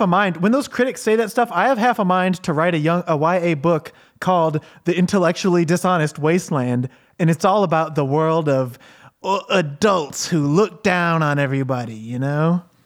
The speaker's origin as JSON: {"language": "English", "country": "United States", "said": "I'm American"}